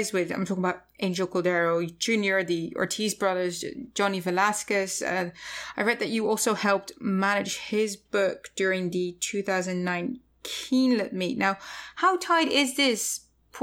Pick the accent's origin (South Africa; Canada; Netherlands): Netherlands; now in United States; I'm Dutch, so I'm currently on two concurrent visas here in the US.